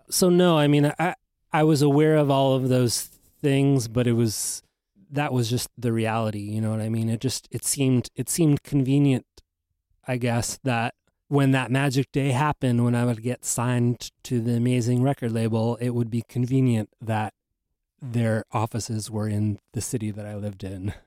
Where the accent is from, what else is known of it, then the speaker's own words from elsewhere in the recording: Los Angeles, California, United States; moved away; also born or lived in New York; I grew up in Los Angeles